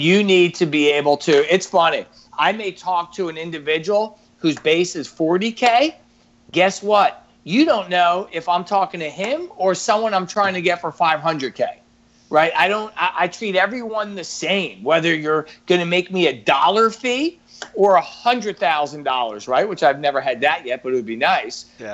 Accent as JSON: {"language": "English", "region": "New York", "country": "United States", "tie": "born or raised there", "moved": "yes", "lives_now": "Baltimore, United States", "said": "as a New Yorker, born and raised, you know, I got that edginess"}